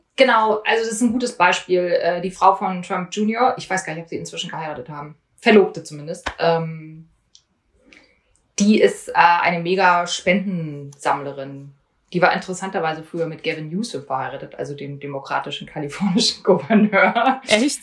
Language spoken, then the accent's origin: German; East Germany, Germany; moved away as an adult; now in Washington, United States; ich bin in Ostdeutschland groß geworden